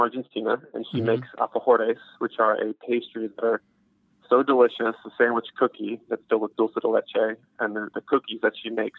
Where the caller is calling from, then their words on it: Atlanta, Georgia, United States; I'm calling from Atlanta, Georgia.